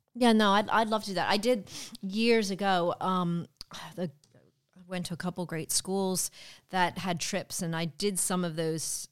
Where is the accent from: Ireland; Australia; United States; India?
United States; East Coast; moved away; I'm from the East Coast